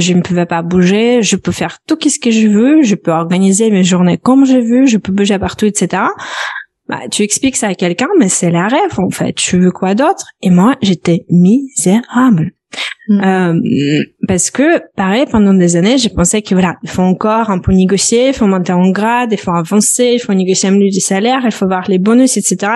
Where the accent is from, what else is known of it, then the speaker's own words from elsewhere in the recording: Belarus; French is a second language; moved away as an adult; also born or lived in Lithuania; now in France; je suis originaire, euh, originaire de Biélorussie. J'ai quitté mon pays natal à l'âge de 17 ans.